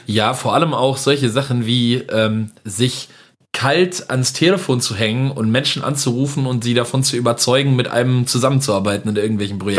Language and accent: German; village near Winterberg, Siegen-Wittgenstein, North Rhine-Westphalia, Germany; moved away; bei uns in Merdeburg kann man auch wirklich sehr gut langlaufen und ich habe gerade noch mit meiner Mutter telefoniert, bei uns schneit es auch gerade tatsächlich